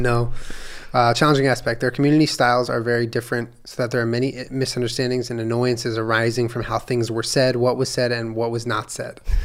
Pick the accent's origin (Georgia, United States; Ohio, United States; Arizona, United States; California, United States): California, United States; Palo Alto; I was born in Stanford, California, Palo Alto, California